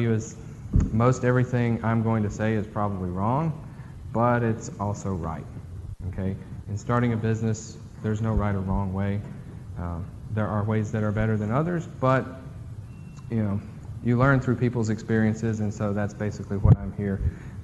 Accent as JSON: {"language": "English", "town": "Amory", "region": "Mississippi", "country": "United States", "tie": "born or raised there", "also_born_or_lived": "Starkville, Mississippi", "said": "I'm from Amory originally. I graduated in 2000 from Amory High School"}